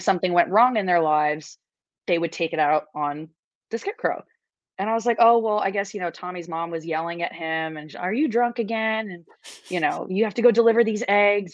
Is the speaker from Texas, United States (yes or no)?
no; New York City, New York, United States; I grew up in New York City, so like we didn't have a lot of nature around